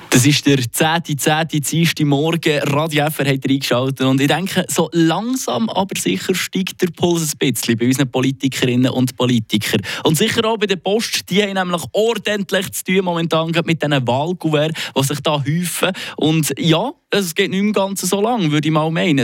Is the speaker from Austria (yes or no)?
no; Switzerland; hier bei uns in der Schweiz